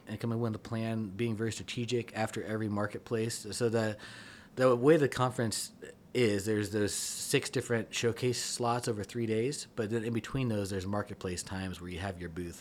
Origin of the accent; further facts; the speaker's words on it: Kansas City, United States; moved away; I'm initially from Kansas City